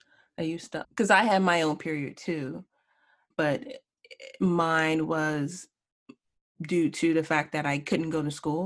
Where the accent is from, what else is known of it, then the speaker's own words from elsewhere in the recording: Washington, District of Columbia, United States; I grew up in Washington, D.C. And that was known, it was called Chocolate City